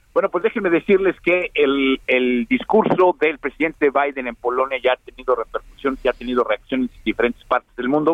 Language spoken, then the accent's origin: Spanish; Mexico; now in Texas, United States; nosotros estamos en México